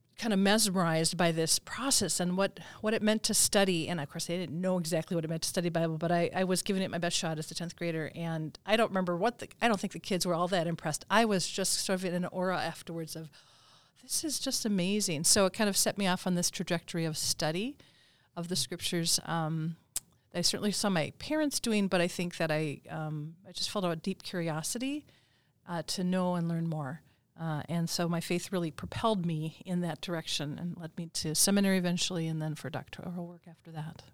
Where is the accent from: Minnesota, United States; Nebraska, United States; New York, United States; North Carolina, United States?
Minnesota, United States; I'm from Minnesota, and my parents live in the Twin Cities